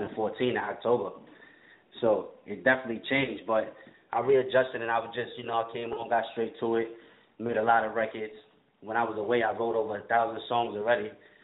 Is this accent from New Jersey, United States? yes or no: no; Queensbridge, New York, United States; growing up in Queensbridge, I'm seeing …, …, …, …, …, ….